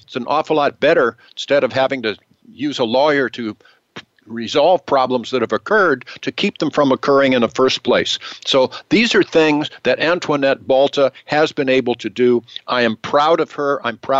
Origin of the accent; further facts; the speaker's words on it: Washington, District of Columbia, United States; born there; also born or lived in California; I was born actually in the District of Columbia during the end of the Second World War, but my parents were domiciled in California, so I am domiciled in California.